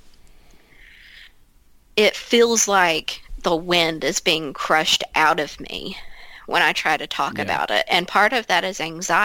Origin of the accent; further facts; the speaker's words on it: Ashland, Kentucky, United States; I grew up outside of Ashland